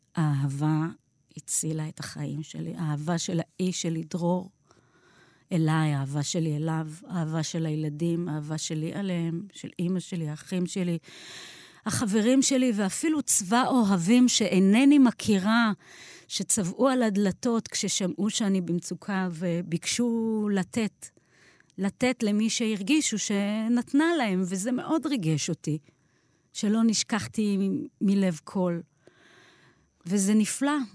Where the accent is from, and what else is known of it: Beersheba, Southern District, Israel; born or raised there